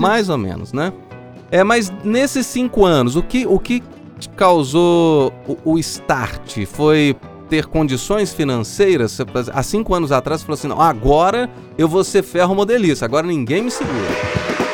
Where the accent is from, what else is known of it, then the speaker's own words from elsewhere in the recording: São João del-Rei, Minas Gerais, Brazil; Eu sou de São João del Rei uhum. e eu fui criado é, viajando de trem.